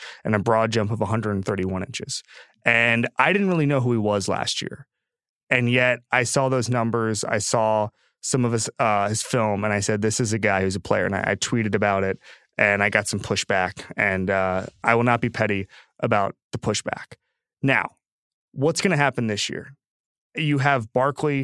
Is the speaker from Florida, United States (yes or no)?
yes; Orlando, Florida, United States; I'm from Orlando